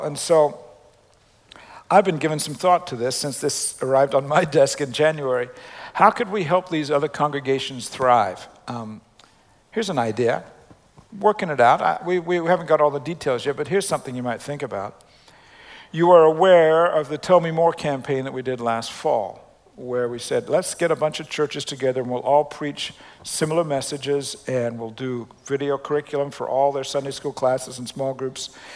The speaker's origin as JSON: {"language": "English", "country": "Australia", "tie": "born or raised there", "said": "the way I grew up spelling it in Australia"}